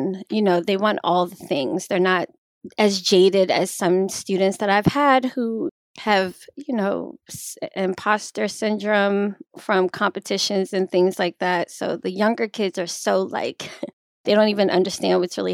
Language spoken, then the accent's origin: English; Baltimore, Maryland, United States; I'm from Baltimore, Maryland. I grew up dancing.